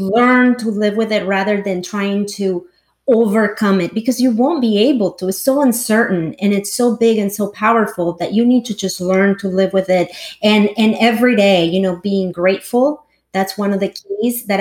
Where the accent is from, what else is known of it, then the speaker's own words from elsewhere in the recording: El Salvador; English is a second language; also born or lived in Los Angeles / New York; now in Silicon Valley, United States; I was born and raised in El Salvador